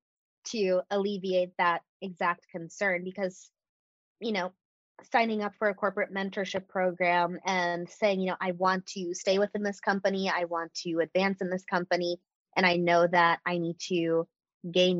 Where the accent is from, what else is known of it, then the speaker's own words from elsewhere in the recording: Washington, District of Columbia, United States; moved away as an adult; now in Austin, United States; I'm from the DC metro area originally, moved to Austin April 2018